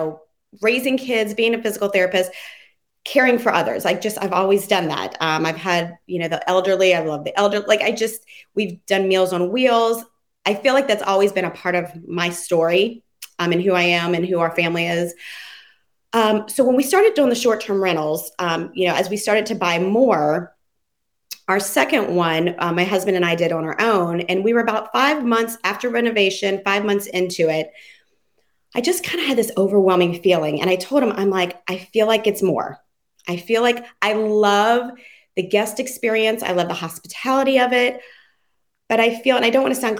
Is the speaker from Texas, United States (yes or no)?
no; Louisiana, United States; moved away as an adult; now in Columbus, Ohio, United States; I'm actually from the South, Louisiana. My husband's from here. So I've been here now 20 years